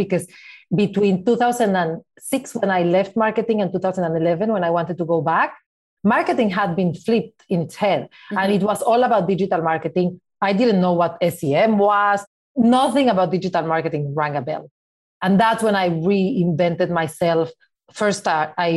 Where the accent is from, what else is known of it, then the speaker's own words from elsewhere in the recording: Mexico City, Mexico; moved away as an adult; now in New York, United States; I grew up in Mexico City as part of the Jewish community in Mexico